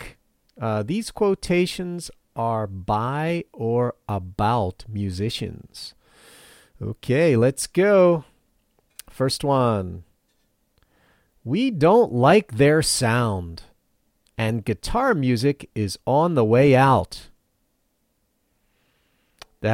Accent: Philadelphia, Pennsylvania, United States; moved away as an adult; now in Matsumoto, Japan; where I grew up in the Philadelphia area

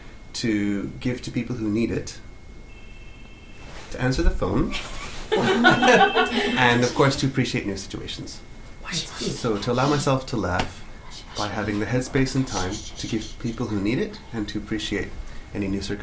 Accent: Montreal, Quebec, Canada; moved away as an adult; now in Japan; I'm from Montreal, Canada. Been in Japan for 7 years now.

